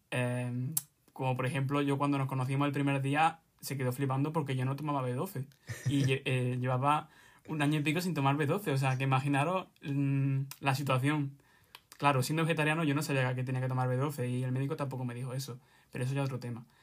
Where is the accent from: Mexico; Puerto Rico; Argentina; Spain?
Spain; Granada, Andalusia; tengo 20 años, mm, soy de Granada